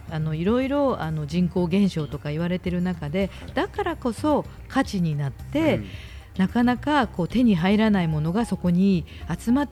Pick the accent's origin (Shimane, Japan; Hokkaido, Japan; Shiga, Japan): Shimane, Japan; moved away; also born or lived in Hiroshima; 私はあの島根県出身だか